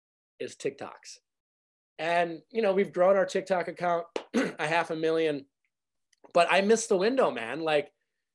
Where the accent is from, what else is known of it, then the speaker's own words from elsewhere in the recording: Midwest, United States; I grew up in the Midwest